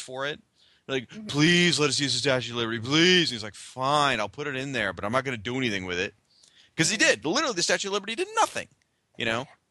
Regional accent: United States; as an American and as a fan.

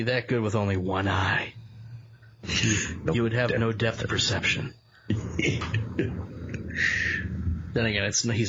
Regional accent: Northeast, United States; I'm from the Northeast, man.

